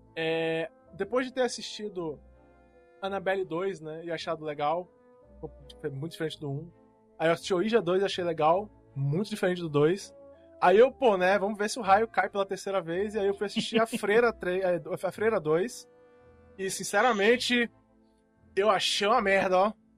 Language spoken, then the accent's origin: Portuguese; Formiga, Minas Gerais, Brazil; moved away; quando eu era moleque, eu morava em Minas Gerais, estava uma cidadezinha lá do interior chamada Formiga.